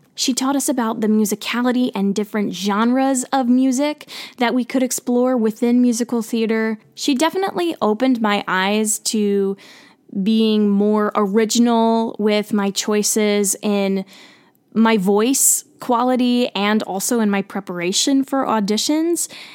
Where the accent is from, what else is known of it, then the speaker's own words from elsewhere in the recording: central New Jersey, United States; I grew up in New Jersey, central New Jersey.